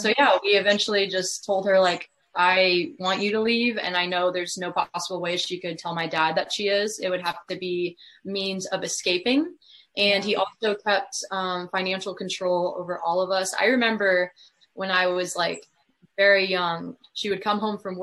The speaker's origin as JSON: {"language": "English", "town": "Columbia", "region": "Missouri", "country": "United States", "tie": "born or raised there", "lives_now": "Kansas City, United States", "said": "I grew up in Columbia, Missouri"}